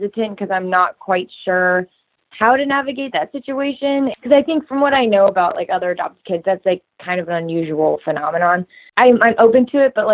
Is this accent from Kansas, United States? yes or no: yes; Kansas, United States; I grew up in Kansas